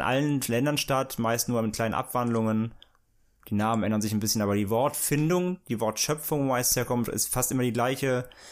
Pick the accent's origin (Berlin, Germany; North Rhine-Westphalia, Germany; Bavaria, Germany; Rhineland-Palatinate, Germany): Rhineland-Palatinate, Germany; near the Lorelei, St. Goarshausen; moved away; bei mir in meiner Nähe, wo ich da aufgewachsen bin